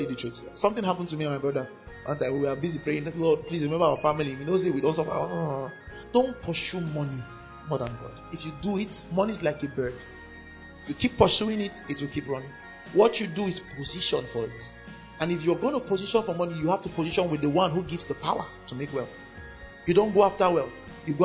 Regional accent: Kano, Kano State, Nigeria; I grew up in Kano. I was born in Kano

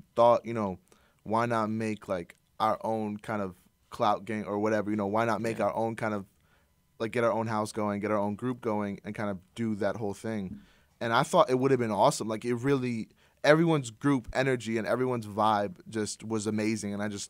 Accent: Iran; I'm Iranian.

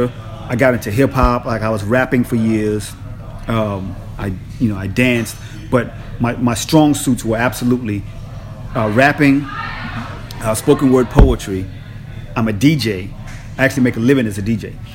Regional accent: Los Angeles, California, United States; I came from the United States, Los Angeles

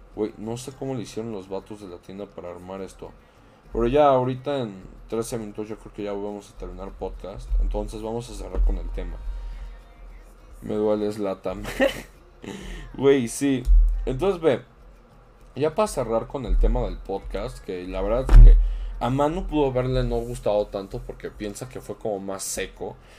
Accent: Mexico

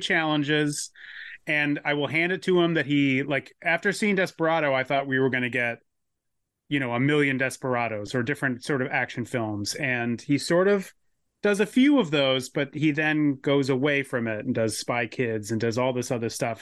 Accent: San Diego, California, United States; I grew up in San Diego

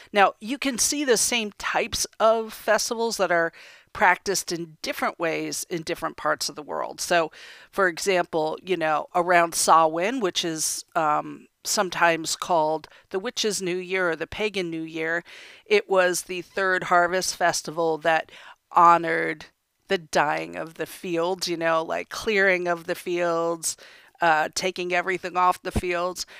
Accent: United States; I was born and raised in America.

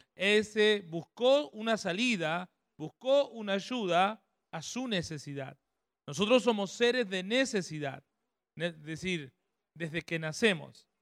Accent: Ramallo, Buenos Aires Province, Argentina; now in San Pedro, Argentina; somos nacidos en Ramallo, provincia de Buenos Aires

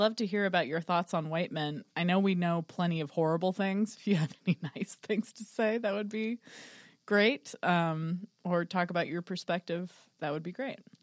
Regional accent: Texas, United States; born or raised there

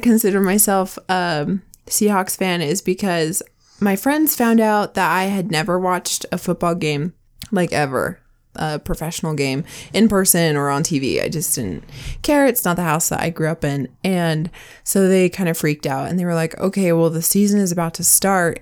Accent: Washington, United States; now in Utah, United States; I grew up in Washington, which is great, and I love it, and I miss it, but it's the evergreen state for a reason

